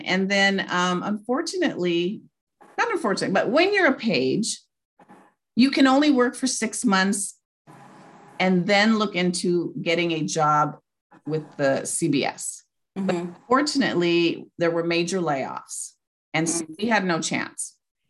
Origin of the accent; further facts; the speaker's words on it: Baldwin Park, California, United States; also born or lived in Bell, California; And I was born in Bell, California. And we moved when I was four to Baldwin Park, California, predominantly Hispanic community.